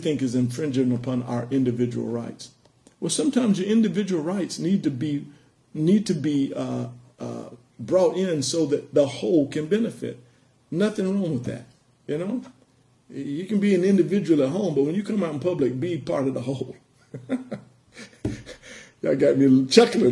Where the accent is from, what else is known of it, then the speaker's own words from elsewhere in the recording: United States; also born or lived in Los Angeles; we as Americans